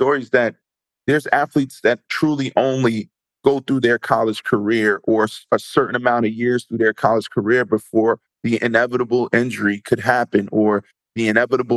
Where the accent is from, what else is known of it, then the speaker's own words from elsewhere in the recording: Neptune, New Jersey, United States; So I grew up in Neptune, New Jersey